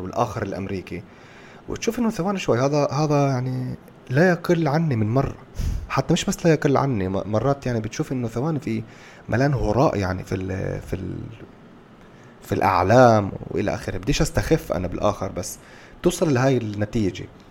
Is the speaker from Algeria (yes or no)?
no; Israel; احنا كفلسطينيين في الداخل